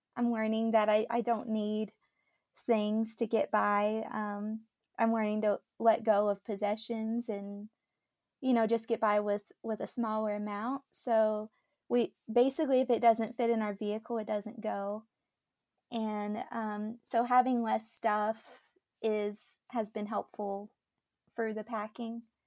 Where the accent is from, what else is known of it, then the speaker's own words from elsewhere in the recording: Dallas, Texas, United States; moved away as an adult; also born or lived in Mississippi; born and raised in the Dallas area in Texas